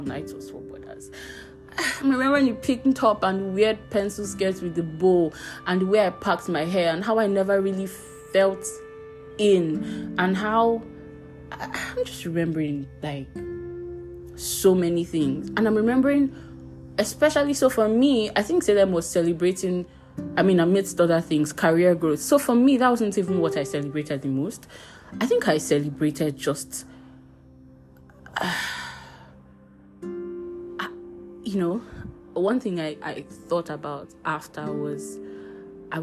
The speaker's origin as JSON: {"language": "English", "town": "Abuja", "region": "Federal Capital Territory", "country": "Nigeria", "tie": "born or raised there", "also_born_or_lived": "Warri / Kano", "said": "I was born in Warri, moved to Kano when I was 2 years old, then moved to Abuja when I was 4 years old."}